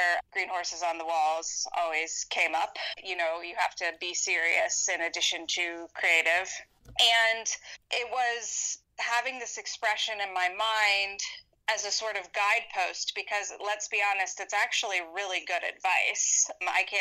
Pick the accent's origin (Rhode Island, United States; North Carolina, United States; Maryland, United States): North Carolina, United States; first language English; also born or lived in Washington, D.C.; now in Denver, United States; I was growing up in North Carolina